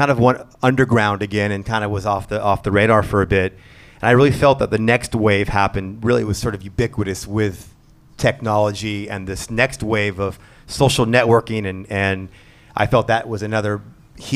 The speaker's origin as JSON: {"language": "English", "area": "East Bay, Bay Area", "region": "California", "country": "United States", "tie": "born or raised there", "said": "I'm Bay Area native. I grew up in the East Bay"}